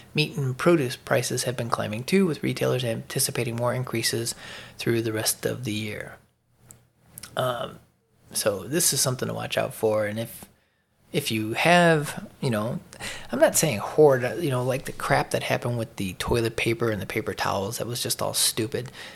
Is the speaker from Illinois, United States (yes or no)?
yes; Chicago, Illinois, United States; moved away as an adult; also born or lived in Atlanta suburbs, Georgia; now in Atlanta area, United States; I lived in Chicago my whole life. Fifty-three years. I moved to the northeastern suburbs of Atlanta, uh, late last year